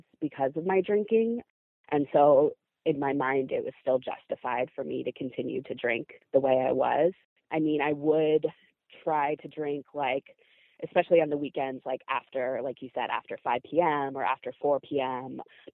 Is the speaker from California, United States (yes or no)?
yes; San Francisco, California, United States; I was born and raised in San Francisco.